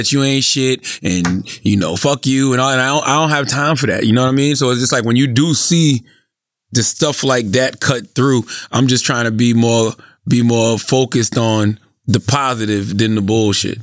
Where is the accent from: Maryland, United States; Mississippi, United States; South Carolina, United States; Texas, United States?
South Carolina, United States; Moncks Corner; growing up in Monk's Corner